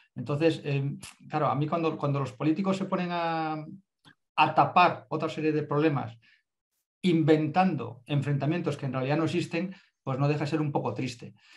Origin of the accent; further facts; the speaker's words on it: Andalusia, Spain; somos del sur de España, somos todos del sur de España